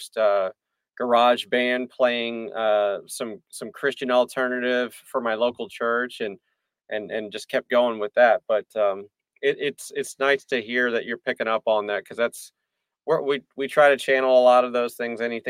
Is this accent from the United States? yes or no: yes; Indiana, United States; now in Nashville, United States; where I was growing up in Indiana